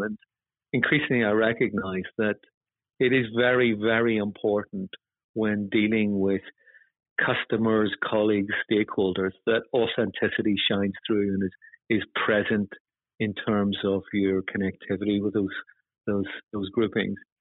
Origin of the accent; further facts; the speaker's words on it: Northern Ireland, United Kingdom; moved away; you probably get a sense from my accent that I come from Northern Ireland